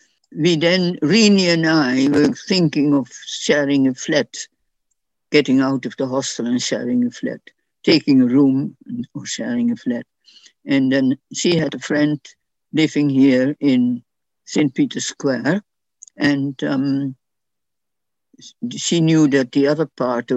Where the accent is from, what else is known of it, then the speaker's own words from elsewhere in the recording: Netherlands; English is a second language; moved away as an adult; now in London, United Kingdom; in the Dutch section, of course, I spoke a lot of Dutch, and my English wasn't very good, except what I'd learned at school